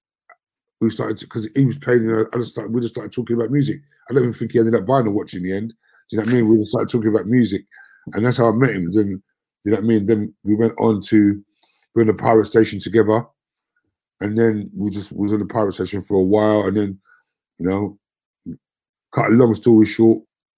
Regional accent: London, United Kingdom; we're from Brixton.

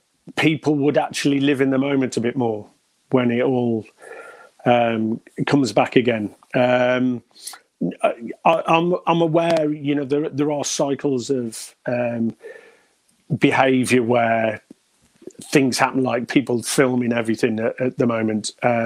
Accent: Stafford, West Midlands, United Kingdom; also born or lived in Bishop's Wood; now in Redditch, United Kingdom; A little place near Wolverhampton called Bishop's Wood. It was a hamlet. It wasn't even a village. It was that tiny. But okay. Moved to Stafford when I was about 10, all around Stafford, and been there ever since until about 2011.

